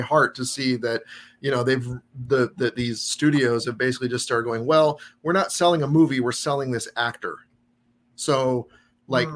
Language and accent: English; Tacoma, Washington, United States; I grew up in Tacoma, Washington